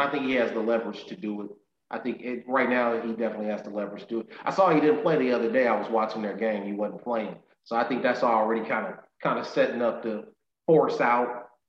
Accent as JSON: {"language": "English", "country": "United States", "said": "I'm an American, man"}